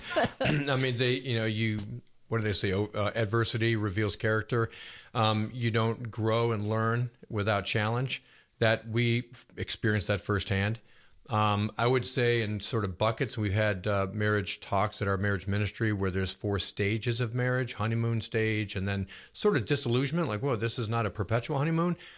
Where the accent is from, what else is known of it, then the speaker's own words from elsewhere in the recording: Buffalo, New York, United States; now in Roswell, United States; I grew up in Buffalo, New York, which is a big Catholic town